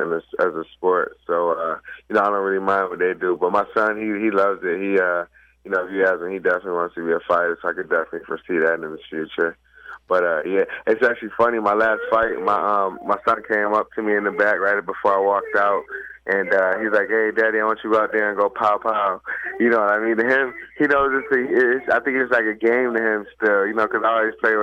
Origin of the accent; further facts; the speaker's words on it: Rochester, New York, United States; moved away; also born or lived in Henrietta, New York; my hometown, Rochester